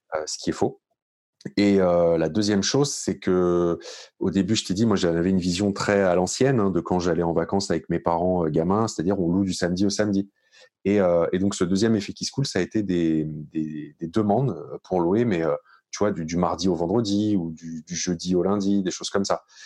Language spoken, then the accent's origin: French; Paris region, Île-de-France, France; moved away as an adult; now in Bordeaux, France; moi, je suis originaire de la région parisienne. Euh, je suis né, j'ai grandi et vécu euh, jusqu'à mes 30 ans euh, en, un, peu dans, enfin, euh, un peu à Paris et puis beaucoup dans les Hauts-de-Seine